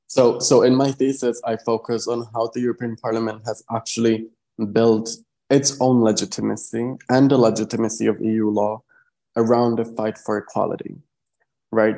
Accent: Czechia; I'm from the Czech Republic.

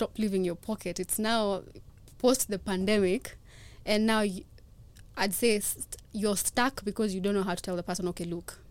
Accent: Kenya; I'm a Kenyan

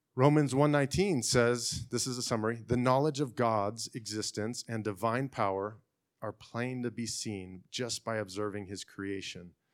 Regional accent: Fresno, California, United States; now in Clovis, United States; I'm from Fresno. I live in Clovis

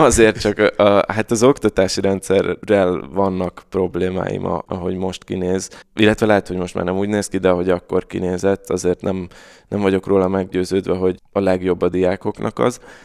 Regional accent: Budapest, Hungary; Káposztás megyeren nőttem föl egyébként, aki nem ismeri, ez Újpestnek az északi része, negyedik kerület

